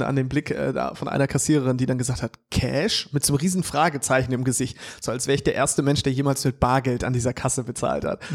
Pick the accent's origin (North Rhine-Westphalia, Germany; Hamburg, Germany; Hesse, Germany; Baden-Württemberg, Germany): Hamburg, Germany; ich als Hamburger